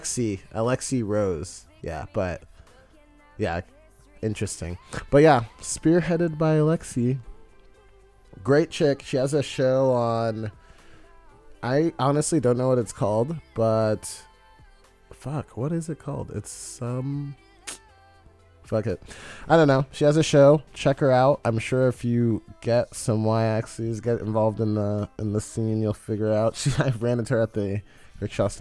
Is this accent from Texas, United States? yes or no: yes; Texas, United States; moved away; also born or lived in Austin, Texas; I'm from Texas